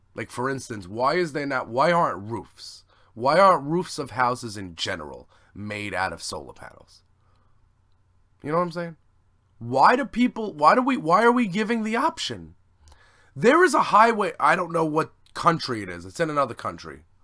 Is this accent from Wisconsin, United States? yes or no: no; New York, United States; I'm from New York